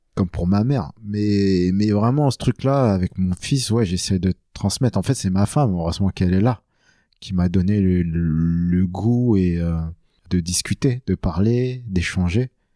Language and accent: French; France; je suis né en France, et tout ça, je suis, je suis pas un vietnamien qui vient de débarquer